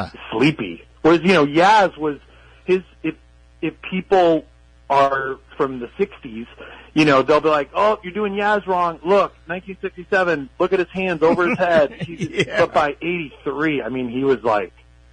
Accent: Oakland, California, United States; moved away as an adult; also born or lived in Syracuse; I grew up in Oakland

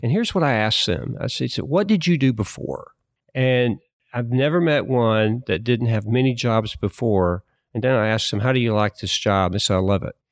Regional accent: Alabama, United States; moved away as an adult; I grew up in Alabama

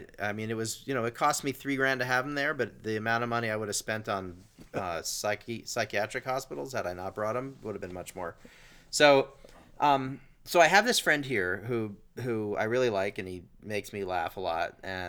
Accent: Asheville, North Carolina, United States; also born or lived in Los Angeles, United States; I'm from Asheville, North Carolina, and I told some joke that related to that.

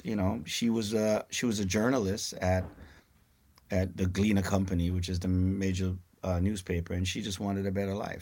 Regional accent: Kingston, Kingston Parish, Jamaica; moved away; also born or lived in Brooklyn, New York, United States; I came from you know, a place called, uh, Raytown in, in downtown Kingston.

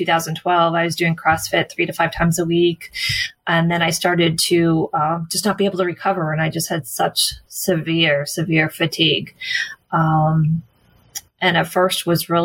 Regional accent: Massachusetts, United States; moved away; I grew up in Massachusetts.

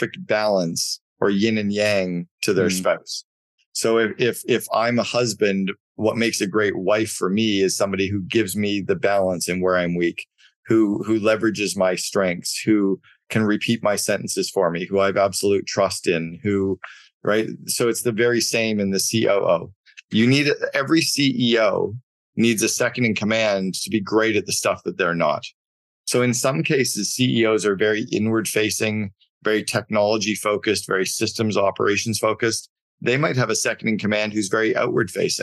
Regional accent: Canada; I grew up in Canada and we played a lot of hockey

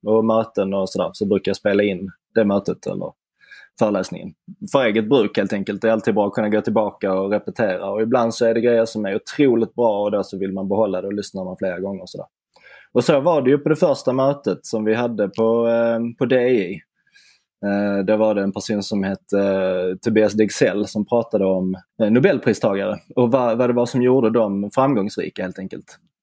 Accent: Simrishamn, Skåne, Sweden; moved away; min gamla hemstad Simrishamn

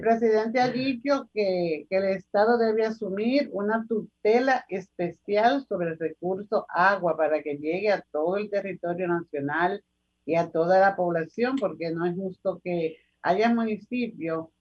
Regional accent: Dominican Republic; somos dominicanos

